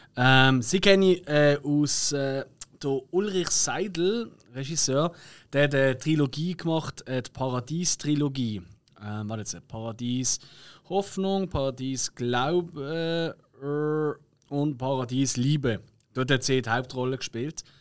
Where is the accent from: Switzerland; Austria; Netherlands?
Switzerland; bei uns in der Schweiz